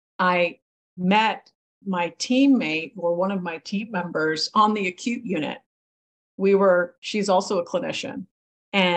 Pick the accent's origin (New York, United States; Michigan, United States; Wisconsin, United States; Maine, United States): Maine, United States; New England and; now in California, United States; I grew up in New England and Maine